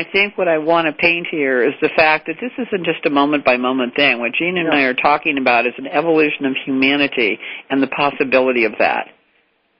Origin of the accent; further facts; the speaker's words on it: United States; I said, "America,"